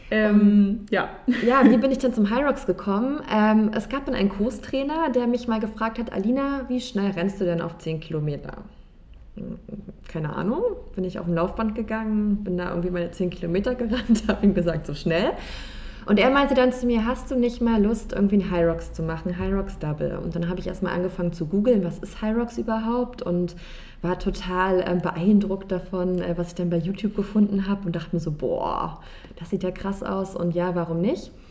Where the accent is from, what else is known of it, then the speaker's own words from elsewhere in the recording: Berlin, Germany; ich bin 29 Jahre alt und ich bin in Berlin geboren, ich bin hier aufgewachsen ähm, und lebe auch immer noch hier